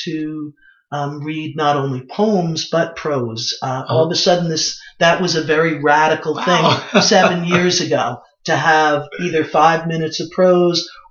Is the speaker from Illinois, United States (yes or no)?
no; New York City, New York, United States; I was born in Brooklyn